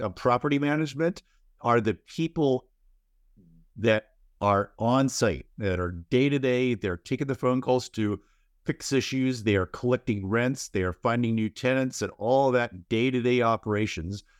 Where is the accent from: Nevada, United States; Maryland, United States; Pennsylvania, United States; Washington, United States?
Washington, United States; Seattle; I'm from Seattle